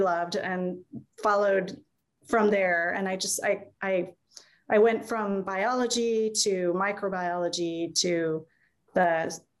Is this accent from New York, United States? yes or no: no; Iowa City, Iowa, United States; I grew up in Iowa City